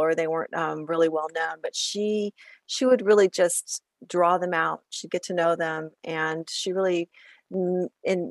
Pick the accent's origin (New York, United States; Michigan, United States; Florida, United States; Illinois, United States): Illinois, United States; moved away as an adult; also born or lived in Iowa; both of my sisters and myself were all Iowa Hawkeyes, even though we grew up in Illinois